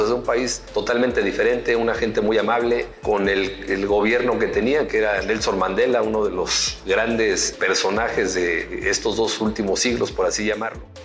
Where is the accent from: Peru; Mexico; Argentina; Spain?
Mexico